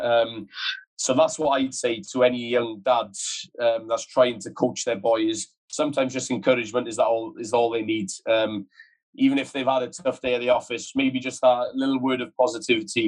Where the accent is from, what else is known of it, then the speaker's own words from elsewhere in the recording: Wales, United Kingdom; moved away as an adult; When I was growing up in Wales, did all my academy stuff, regional stuff, with the Scarlets